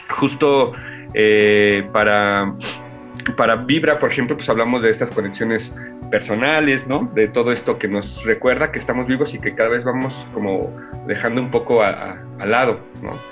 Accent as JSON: {"language": "Spanish", "area": "Milpa Alta", "region": "Mexico City", "country": "Mexico", "said": "los que iniciamos somos los que somos de Milpalta"}